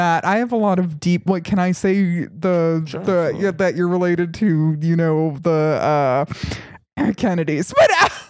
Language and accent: English; Colorado, United States; moved away as an adult; also born or lived in Queens, New York City; now in Los Angeles, United States; mom was from the Bronx. My dad's from Brooklyn. And I'm from Queens. I was born in Queens. But I didn't really grow up there. I grew up mostly in Colorado.